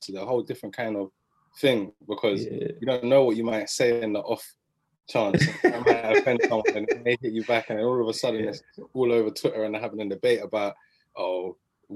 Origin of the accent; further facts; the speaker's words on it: Croydon, London, United Kingdom; I'm a Heath boy, and I'm from Croydon